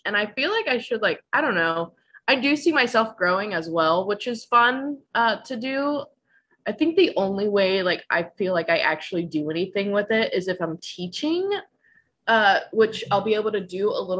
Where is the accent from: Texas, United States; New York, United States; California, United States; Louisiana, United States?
Louisiana, United States; New Orleans; Yeah, I'm from New Orleans. I was a military brat, so I've lived all over the country, but my whole family's from there, been there pretty much most of my life.